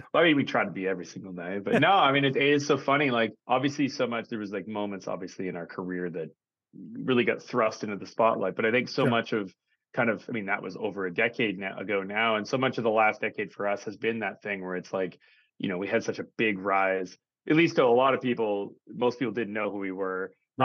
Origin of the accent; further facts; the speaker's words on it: Saskatoon, Saskatchewan, Canada; I'm from Saskatoon